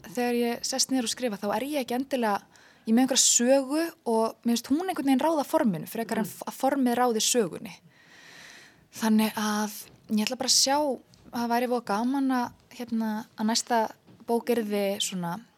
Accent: Iceland; við Íslendingar

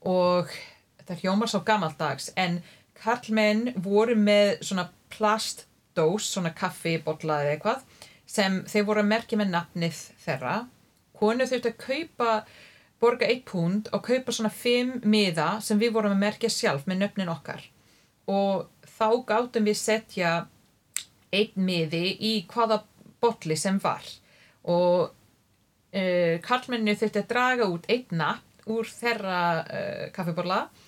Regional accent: near Ottawa, Ontario, Canada; Icelandic is a second language; moved away as an adult; also born or lived in Toronto, Canada; now in Iceland; Ég er alveg upp í dreifbili í höfuborgarsvæðinu, mm -hmm. Eh, nálagt Ottawa

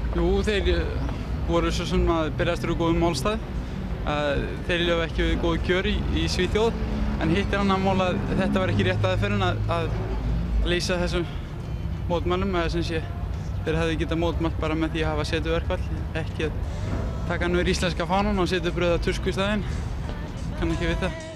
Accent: Mosfellsbær, Capital Region, Iceland; í heimabæð mínum í Moselsbæ í hlekarði, þar sem ég fór á öll mín gagfræðaskólaböll

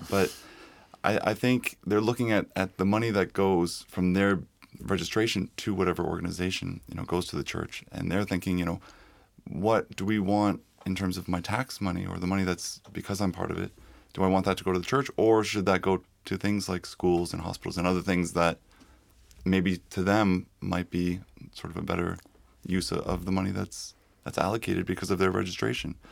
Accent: Toronto, Ontario, Canada; now in Iceland; I come from Toronto

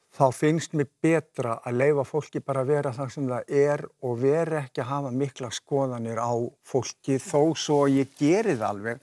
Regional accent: Vogar neighbourhood, Capital Region, Iceland; also born or lived in Kjós; ég er alin upp á Malbyggi

